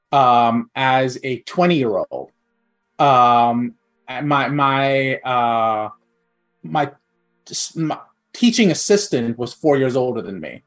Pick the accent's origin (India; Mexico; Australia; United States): India; moved away; I grew up in India. I spent the first half of my life in India.